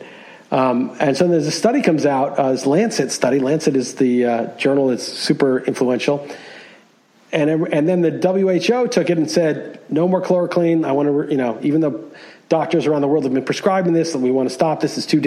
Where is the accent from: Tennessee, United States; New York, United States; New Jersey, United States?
New York, United States; New York City; moved away as an adult; also born or lived in California; I grew up in New York. You know, I was a New York City resident.